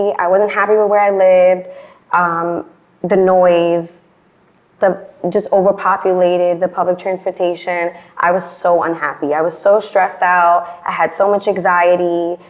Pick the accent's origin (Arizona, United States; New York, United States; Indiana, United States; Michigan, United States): New York, United States; New York City; accent: New York; moved away as an adult; now in Long Island, United States; Okay, I was born and raised in the Bronx.